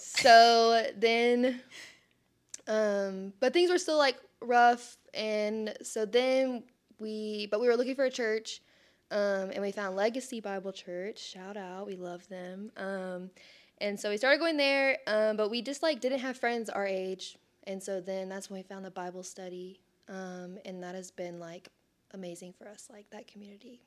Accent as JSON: {"language": "English", "town": "Sherman", "region": "Texas", "country": "United States", "tie": "born or raised there", "said": "I'm born and raised in Sherman"}